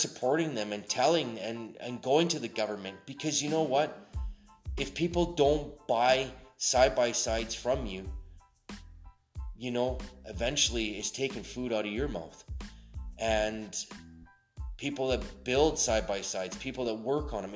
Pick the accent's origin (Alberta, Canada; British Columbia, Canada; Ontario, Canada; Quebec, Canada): Alberta, Canada; I'm actually from Canada. I've been here all my life.